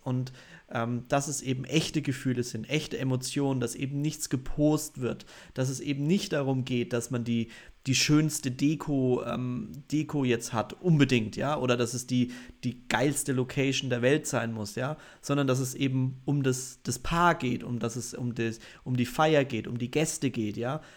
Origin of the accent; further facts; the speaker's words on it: Bavaria, Germany; bei uns in Bayern sind die jünger